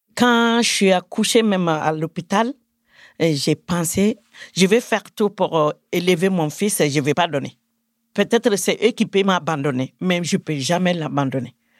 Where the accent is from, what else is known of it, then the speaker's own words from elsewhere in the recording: Mali; also born or lived in Bamako; now in France; je suis du Mali. Karamkola, c'est mon village euh, natal. Il est à 100 km de Bamako